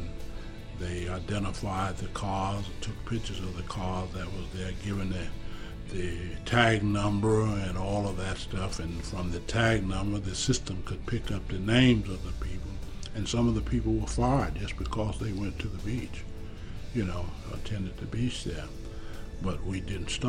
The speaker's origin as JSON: {"language": "English", "region": "Alabama", "country": "United States", "tie": "born or raised there", "also_born_or_lived": "Suggsville, Alabama / Mobile, Alabama / Gosport, Alabama", "moved": "as an adult", "lives_now": "Sarasota, United States", "said": "I came here directly from Mobile, Alabama. We were from the same city up in Gosport, Alabama."}